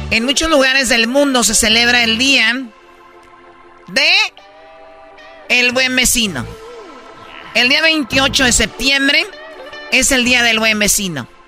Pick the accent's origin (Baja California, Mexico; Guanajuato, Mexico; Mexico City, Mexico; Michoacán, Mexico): Michoacán, Mexico; Soy michoacano hasta el tope. No, no, eso No, ya traemos la sangre.